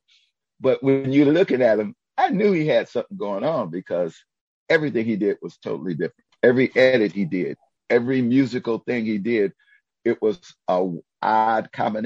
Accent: Detroit, Michigan, United States; growing up in Detroit

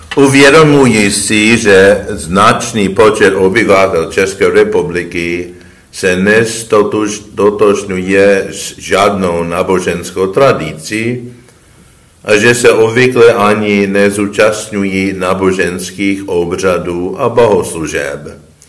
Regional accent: United States; moved away as an adult; also born or lived in Rome, Italy; ve Spojených státech, v mé rodné zemi

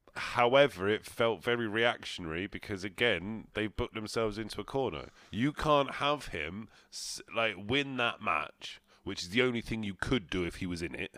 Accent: England, United Kingdom; we're English

